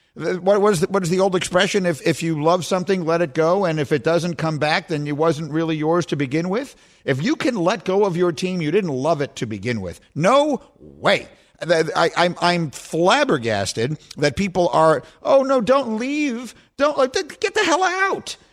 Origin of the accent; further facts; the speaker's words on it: New York City, New York, United States; moved away as an adult; also born or lived in Chicago; the apartment I grew up in in New York City